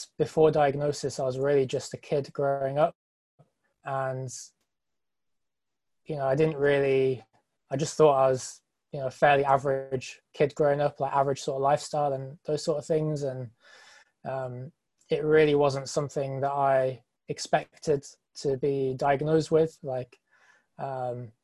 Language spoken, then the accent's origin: English; England, United Kingdom; I'm from England